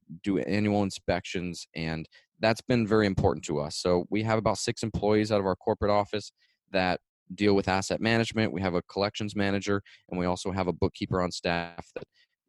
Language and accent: English; Florida, United States; I'm from Florida